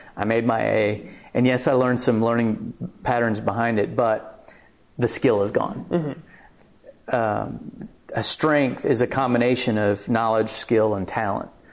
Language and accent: English; Clovis, New Mexico, United States; now in Lubbock, United States; I'm from Clovis, New Mexico